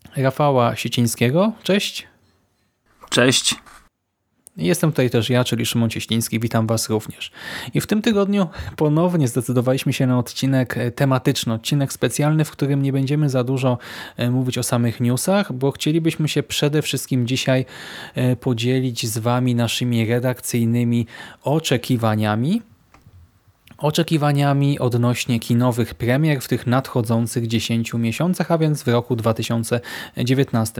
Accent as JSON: {"language": "Polish", "town": "Łódź", "region": "Łódź Voivodeship", "country": "Poland", "said": "u nas w Łodzi"}